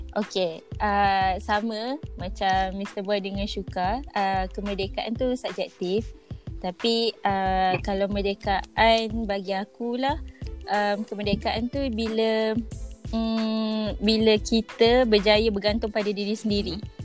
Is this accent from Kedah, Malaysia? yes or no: no; Kuala Lumpur, Malaysia; Asalnya KL